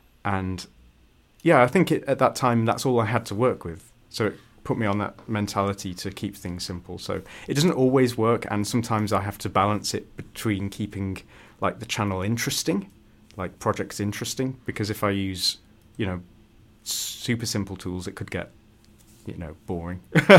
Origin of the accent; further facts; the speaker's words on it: United Kingdom; It's not good that I don't know about that as a Brit.